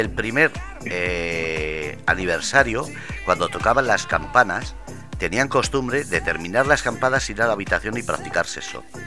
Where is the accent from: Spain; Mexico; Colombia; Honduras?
Spain; Ermua, Basque Country; en Euskadi, eh, por ejemplo, en mi pueblo, en Hermoa